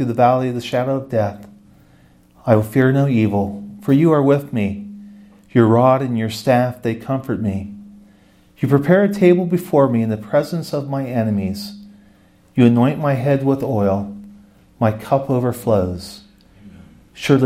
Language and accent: English; Ohio, United States; I'm from Ohio, and I was in the Orthodox Presbyterian